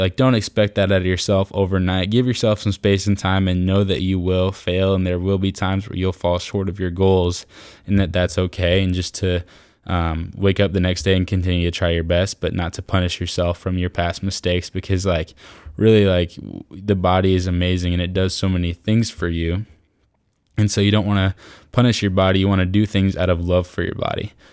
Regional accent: Iowa, United States; I'm from Iowa

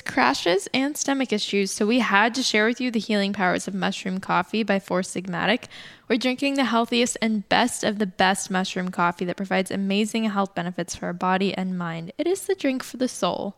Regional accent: Los Angeles, California, United States; moved away as an adult; now in Kauai, United States; I grew up in Los Angeles, so super loud and chaotic

